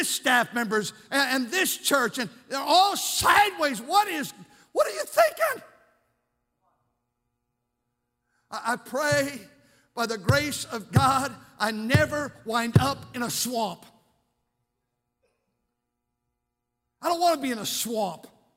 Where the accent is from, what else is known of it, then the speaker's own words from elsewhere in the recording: Fremont, United States; I grew up over here in Fremont.